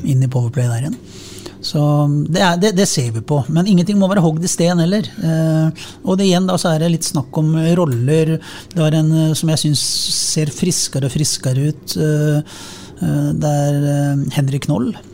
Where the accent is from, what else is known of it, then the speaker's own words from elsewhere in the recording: Sarpsborg, Østfold, Norway; som sarping